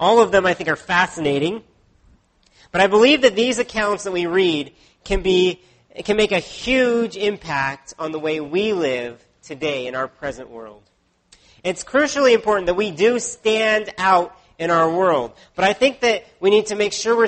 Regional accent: United States; now in Canada; Growing up in the States, I had to memorize the presidents from Washington to Bush at that time.

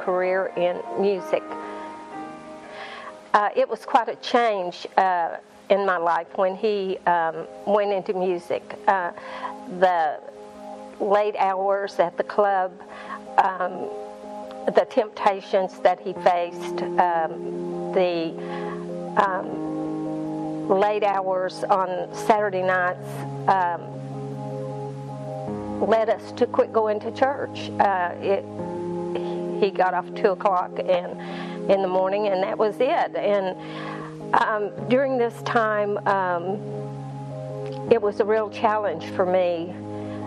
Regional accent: Granite Falls, North Carolina, United States; moved away as an adult; also born or lived in Wichita, Kansas; I was born in Granite Falls, North Carolina

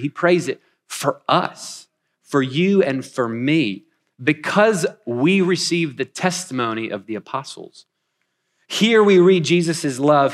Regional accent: Wichita, Kansas, United States; moved away as an adult; also born or lived in North Carolina; now in Wichita, United States; I'm originally from Wichita. We've been gone about ten years

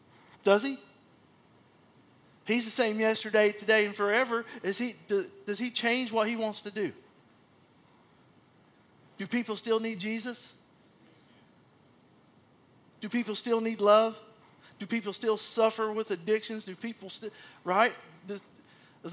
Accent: Abilene, Texas, United States; when I was a kid growing up in Abilene

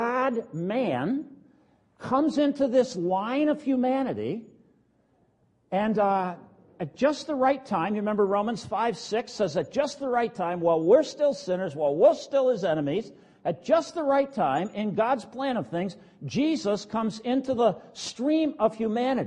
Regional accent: United States; as Americans

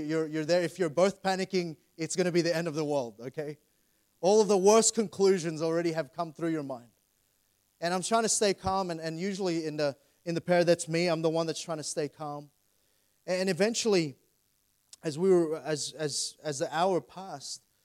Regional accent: Sydney, New South Wales, Australia; I grew up in Plumpton, grew up in Doonside area.

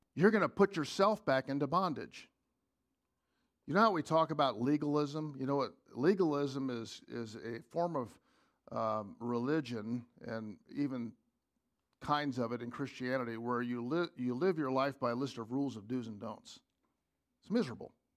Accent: United States; As, as an American

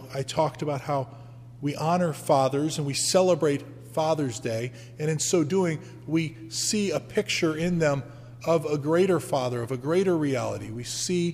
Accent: United States; being an American

